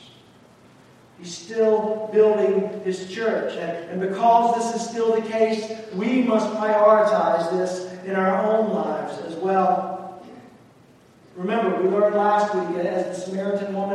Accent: the South, United States; moved away; I grew up in the South

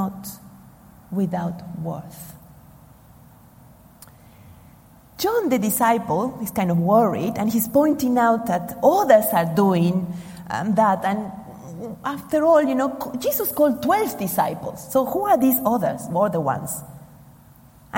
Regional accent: Argentina; moved away; I come from Argentina

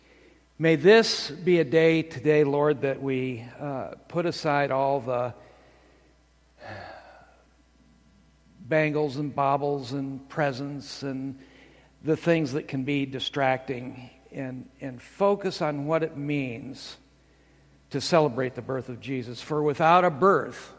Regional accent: Bloomington, Illinois, United States; my hometown in Bloomington, Illinois

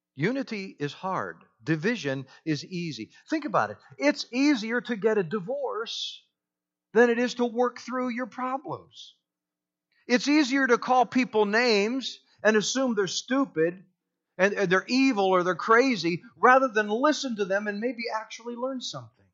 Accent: United States; I'm white, I'm an American

